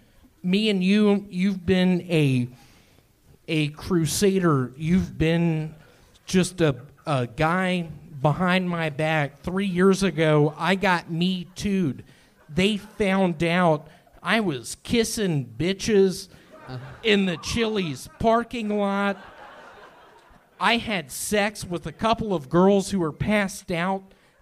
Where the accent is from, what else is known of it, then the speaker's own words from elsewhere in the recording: Memphis, Tennessee, United States; I grew up in Memphis loving … There was an artist, female artist, named … who I was really into.